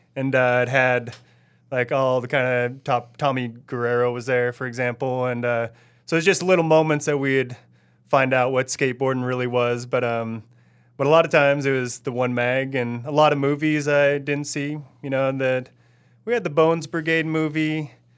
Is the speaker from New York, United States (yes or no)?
no; Oregon, United States; also born or lived in Ottawa, Ontario, Canada; two years after I was born, we moved back to Oregon. And, uh, that's where I'm from, where I feel like I'm still from, no matter what